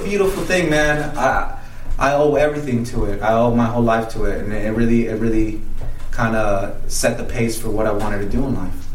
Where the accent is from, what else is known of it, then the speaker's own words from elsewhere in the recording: Salt Lake City, Utah, United States; moved away as an adult; also born or lived in Guadalajara, Mexico; now in Las Vegas, United States; So I went to high school in Salt Lake City, Utah. Uh, I was born in Mexico. And um, now I reside here in Las Vegas.